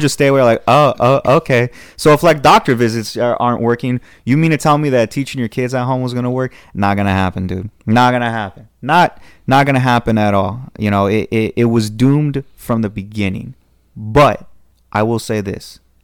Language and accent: English; Southern California, United States; Southern California